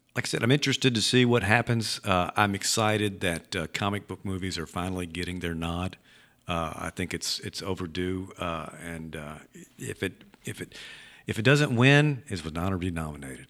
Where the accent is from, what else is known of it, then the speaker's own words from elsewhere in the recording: Leland, Mississippi, United States; I grew up in Leland